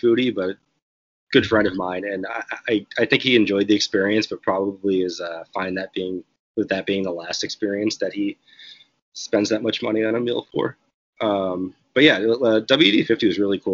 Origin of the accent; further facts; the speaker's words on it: Rhode Island, United States; moved away as an adult; now in California, United States; I'm from Rhode Island originally, and I moved to California like 8 years ago